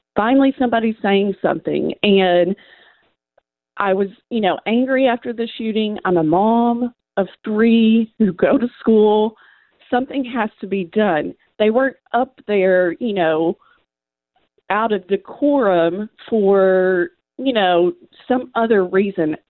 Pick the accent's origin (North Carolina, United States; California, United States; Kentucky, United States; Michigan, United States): Kentucky, United States; Western; moved away as an adult; now in Nashville, United States; I grew up in Western Kentucky and have been in Tennessee for 12 years.